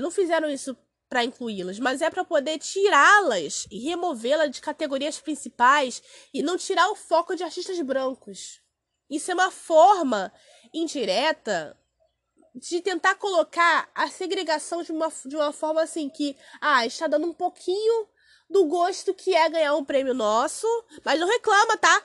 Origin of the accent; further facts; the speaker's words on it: Brazil; eu sou do Brasil